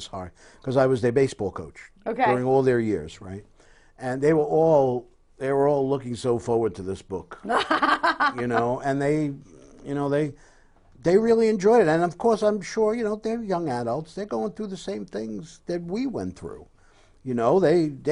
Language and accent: English; New York, United States; we're from New York